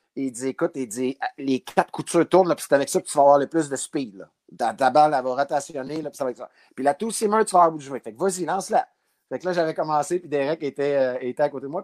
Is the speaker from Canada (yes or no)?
yes; Abitibi, Quebec, Canada; moved away; also born or lived in Val-d'Or; je viens de la BTV, de Val d'Or. Euh, même, je viens encore plus loin que ça. Je viens d'une ville qui n'existe plus